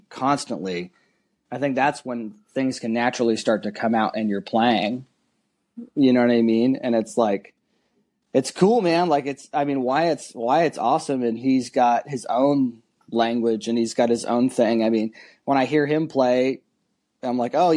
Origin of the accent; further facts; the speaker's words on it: the Bay Area, California, United States; moved away; I was still living in California. I'm from the Bay Area